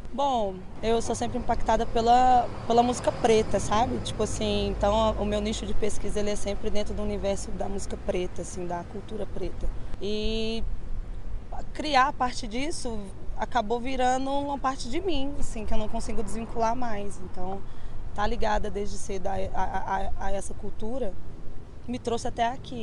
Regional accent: Contagem, Minas Gerais, Brazil; Sou natural de Contagem, mas meu trampo consiste todo aqui na cidade, né, na capital

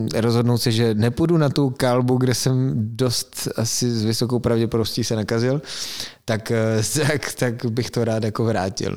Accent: Frýdek-Místek, Moravian-Silesian Region, Czechia; jsem z Beskyt

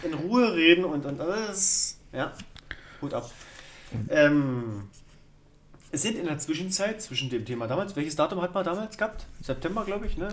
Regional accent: Germany

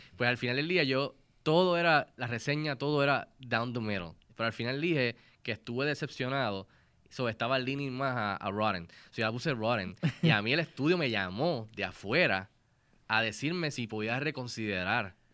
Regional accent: Puerto Rico; como puertorriqueños

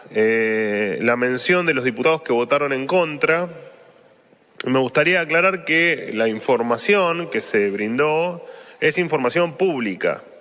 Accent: Argentina; Y yo dije, me interesa mucho más como argentino que como ministro

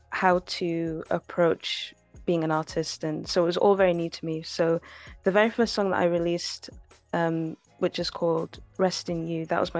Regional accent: DR Congo; like we listen to a lot of music in Lingala because we're Congolese.

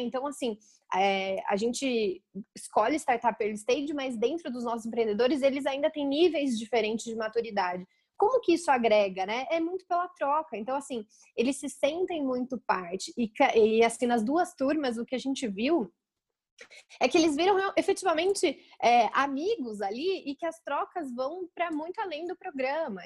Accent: Campinas, São Paulo, Brazil; eu sou de Campinas, né, interior de São Paulo

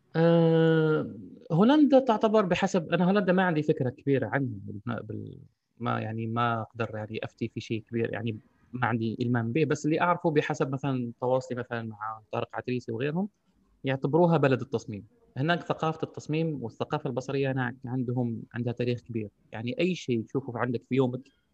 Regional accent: Algeria; عندنا في الجزائر

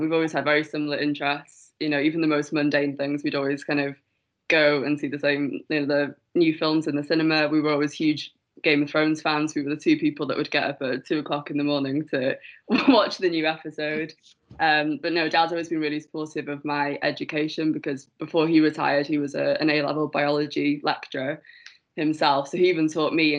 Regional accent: North Wales, United Kingdom; moved away as an adult; also born or lived in Aberdeen; I'm from North Wales. That's where I'm currently staying with my family because of the pandemic, so I'm home from university.

